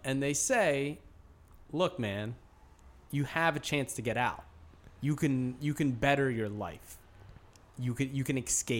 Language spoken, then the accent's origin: English; outside Philadelphia, Pennsylvania, United States; As a boy growing up outside Philadelphia